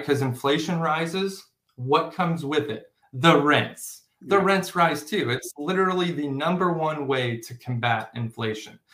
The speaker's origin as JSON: {"language": "English", "town": "O'Fallon", "region": "Missouri", "country": "United States", "tie": "born or raised there", "said": "I come from O'Fallon, Missouri. That's wherever I, that's where I grew up"}